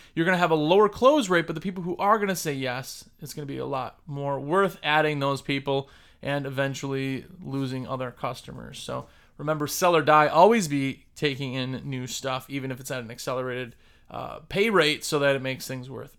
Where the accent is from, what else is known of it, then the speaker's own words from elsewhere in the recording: Wisconsin, United States; moved away; I'm originally from Wisconsin